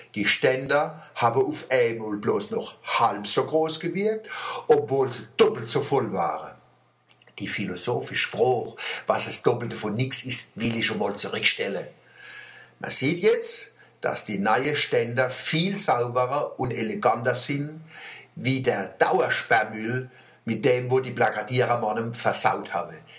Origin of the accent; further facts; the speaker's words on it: Germany; wir Deutsche